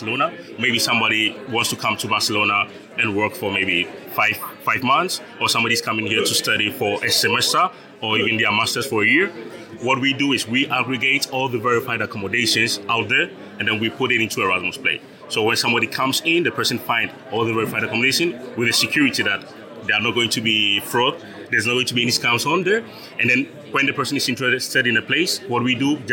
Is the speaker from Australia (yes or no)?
no; Ghana; moved away as an adult; now in Zaragoza, Spain; I was born and raised in Ghana.